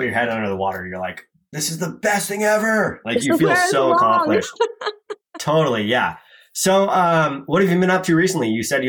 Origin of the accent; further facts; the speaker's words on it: Carlsbad, California, United States; I grew up here in California in Carlsbad